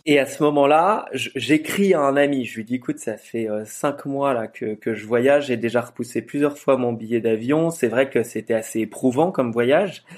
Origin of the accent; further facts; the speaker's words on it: France; je suis français